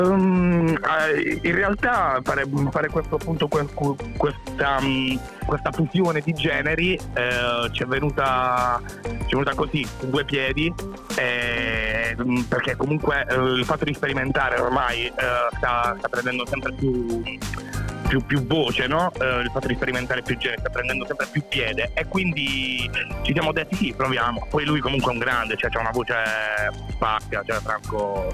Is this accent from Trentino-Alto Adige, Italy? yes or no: no; Apulia, Italy; ho 30 anni e vengo dalla Puglia